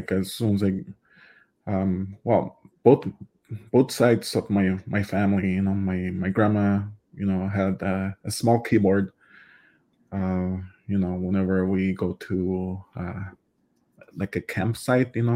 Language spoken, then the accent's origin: English; Waswanipi and Chisasibi area, northern Quebec, Canada; first language Cree; English is a second language; also born or lived in Ottawa, Canada; now in Smiths Falls, Canada; I am from Jessassabe and Oshkagnish. They're both located in northern Quebec.